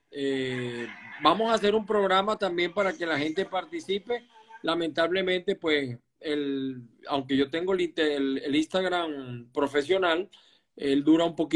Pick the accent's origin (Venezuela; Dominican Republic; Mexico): Venezuela; Maracay, Aragua; Me gusta hablar con alguien además de mi tierra siempre la recuerdo con mucho cariño a Maracay.